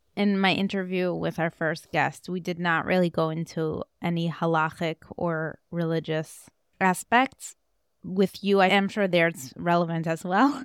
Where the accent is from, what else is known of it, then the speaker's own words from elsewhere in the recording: Moscow, Russia; moved away; What was it like growing up in Moscow? Like, that's all I knew.